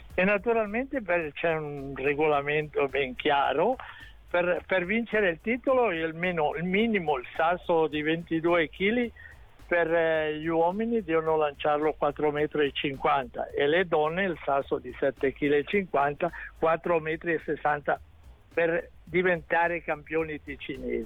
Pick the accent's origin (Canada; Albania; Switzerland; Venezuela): Switzerland; Ascona, Ticino; sono di Ascona